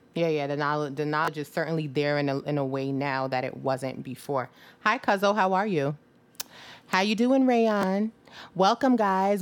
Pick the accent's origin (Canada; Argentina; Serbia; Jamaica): Jamaica; moved away; I'm Jamaican, where I, I was born in, you know, in Jamaica.